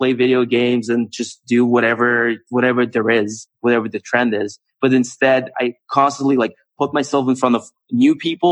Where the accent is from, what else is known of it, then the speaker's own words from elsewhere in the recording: Moscow, Russia; moved away as an adult; also born or lived in United States / California; I grew up in Moscow